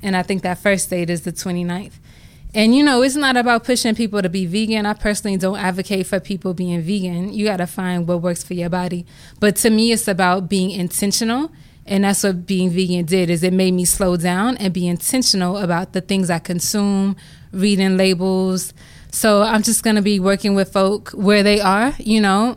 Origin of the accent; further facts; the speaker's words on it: Compton, California, United States; I grew up in Compton, California, single mom